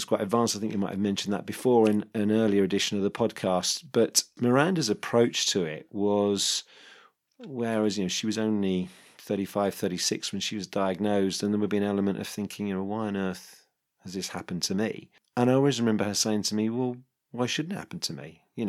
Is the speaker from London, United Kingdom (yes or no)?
yes; London, United Kingdom; And it was quite a high profile business in the area where I grew up in North London.